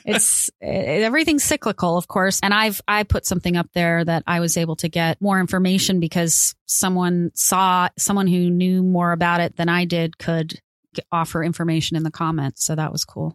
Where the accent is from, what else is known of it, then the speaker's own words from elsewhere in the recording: California, United States; I'm from California. We have mountains